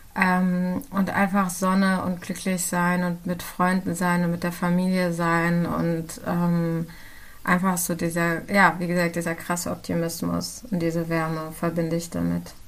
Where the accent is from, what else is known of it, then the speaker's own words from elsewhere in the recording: Germany; ich bin in Deutschland geboren, aber meine Eltern sind äh, Kurden aus dem ähm, irakisch besetzten Teil von Kurdistan